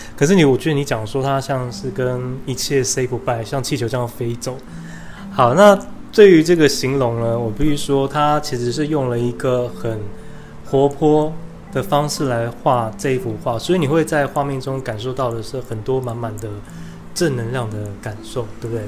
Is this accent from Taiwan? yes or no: yes; Taiwan; 我们台湾人